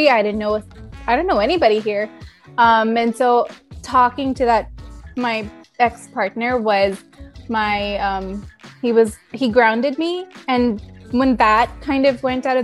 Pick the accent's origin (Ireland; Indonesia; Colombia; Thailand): Thailand; also born or lived in United States; now in Canada; mainly because I'm Indian, raised in Thailand studied in the US and worked in the States, and now I live in Canada.